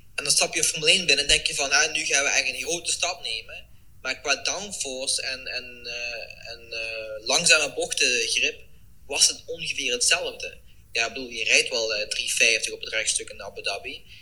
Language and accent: Dutch; Netherlands; also born or lived in Eindhoven area (lives)